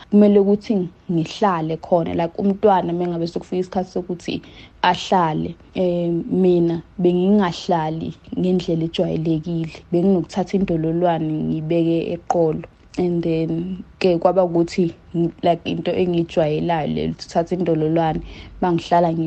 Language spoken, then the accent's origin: Zulu; Mtubatuba, KwaZulu-Natal, South Africa; ngisuka eMtubatuba esigodini saseMpumeni.